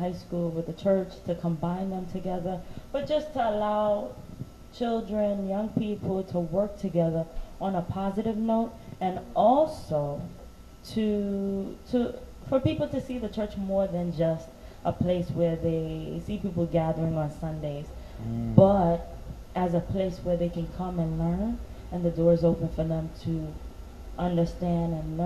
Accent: New York City, New York, United States; I grew up in Crown Heights in Brownsville. Well, yeah, East Flatbush.

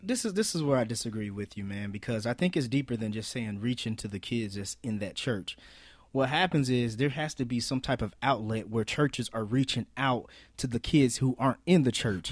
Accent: Marion, United States; where we're from, Marion

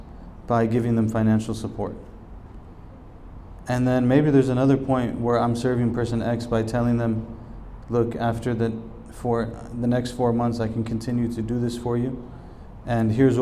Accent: United States

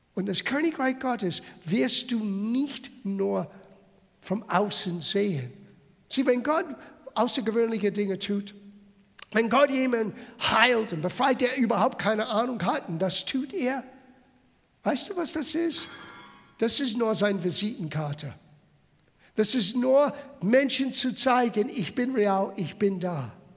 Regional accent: United States; German is a second language; now in Bavaria, Germany; Ich habe italienische Abstimmung. Ich bin in Amerika geboren. Ich lebe seit 40 Jahren in Bayern.

